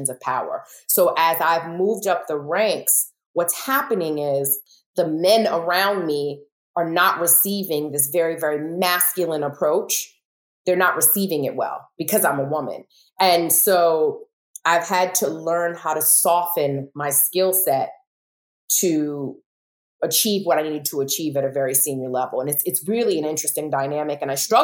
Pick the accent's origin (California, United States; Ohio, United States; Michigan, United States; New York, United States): New York, United States; New York City; I'm from Brooklyn, so I'm very assertive